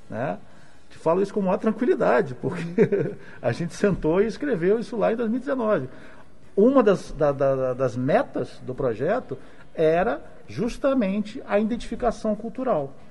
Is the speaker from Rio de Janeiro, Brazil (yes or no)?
yes; Rio de Janeiro, Brazil; accent: mix of carioca and gaúcho; also born or lived in Porto Alegre; como eu fui criado no Rio de Janeiro, eu sou de Porto Alegre, sou do outro Rio Grande